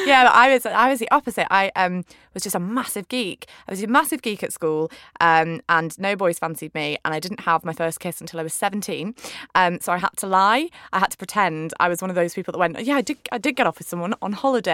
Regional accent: Manchester, North West England, United Kingdom; also born or lived in London; we moved up my family from London to Manchester when I was about 5, so I went up with like a little posh voice, and then I went to a high school where … had been. It was like a proper Manc high school.

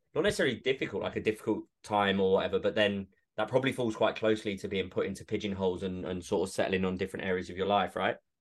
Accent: Essex, East of England, United Kingdom; moved away; also born or lived in Edinburgh; I grew up in Essex

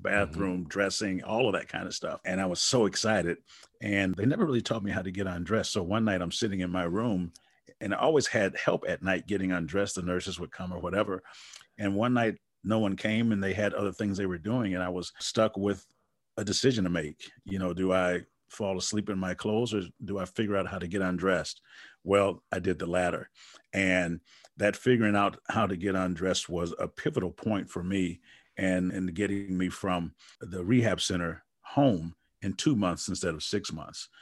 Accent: Wisconsin, United States; I'm from Wisconsin

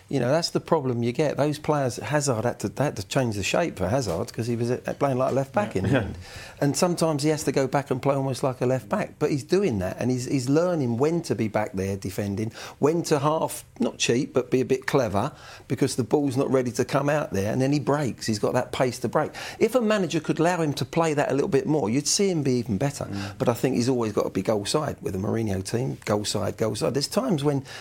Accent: England, United Kingdom; as an Englishman

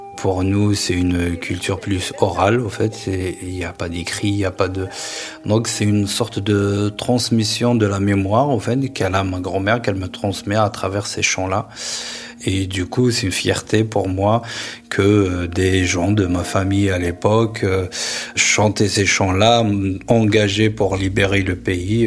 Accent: Seddouk, Béjaïa Province, Algeria; moved away as an adult; now in France; Je suis né à Sedouk, euh, une petite ville en Kabylie, dans la vallée au fait, dans les hauteurs de Kabylie.

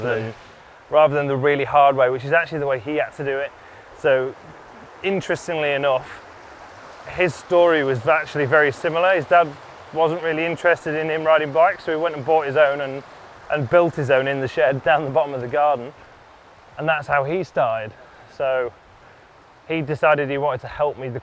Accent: Lincolnshire, East Midlands, United Kingdom; I was born in the Midlands, moved to the East Coast in Lincolnshire

